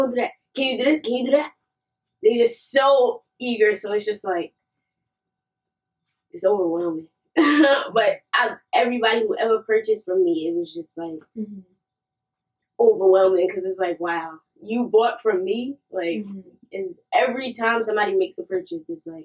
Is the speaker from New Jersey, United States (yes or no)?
yes; Newark, New Jersey, United States; I am from Newark, New Jersey, South 19th Street